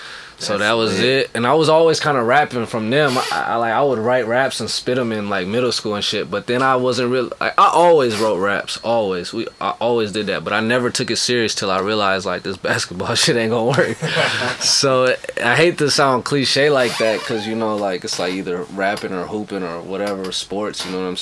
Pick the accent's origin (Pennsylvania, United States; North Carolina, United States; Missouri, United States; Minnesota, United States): Minnesota, United States; moved away as an adult; also born or lived in Spokane, Washington / New Jersey; now in Los Angeles, United States; I say I'm from Minnesota. Minnesota raised me.